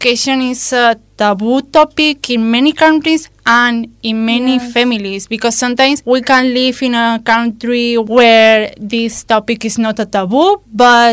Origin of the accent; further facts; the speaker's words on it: Spain; maybe I'm from Spain.